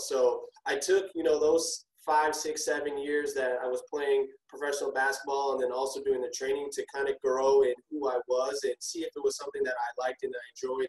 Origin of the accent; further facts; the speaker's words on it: Minneapolis, Minnesota, United States; born and raised in Minneapolis, Minnesota.